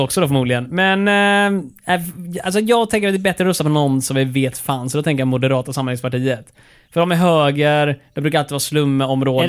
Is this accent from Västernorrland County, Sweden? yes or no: no; Skåne, Sweden; jag är skåning